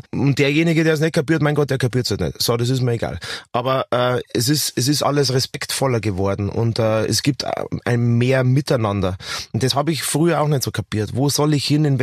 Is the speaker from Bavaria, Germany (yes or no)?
yes; Bavaria, Germany; bitte, ich bin ein Bayer, ich kann das schon von vornherein.